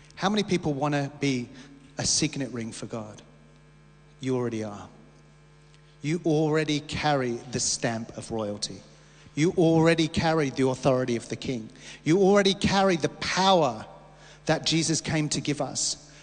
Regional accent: Australia; we as Australian Christians

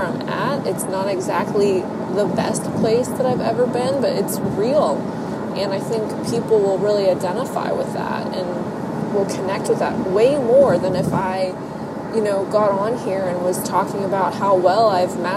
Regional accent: Ohio, United States; Ohio, which is my home state

